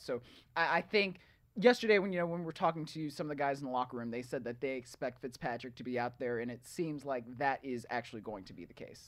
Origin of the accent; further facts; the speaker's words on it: Cleveland, Ohio, United States; moved away as an adult; also born or lived in New York; I'm from Cleveland